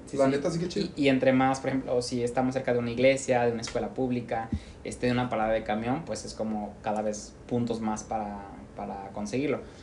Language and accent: Spanish; Mexico; Regreso yo como mexicano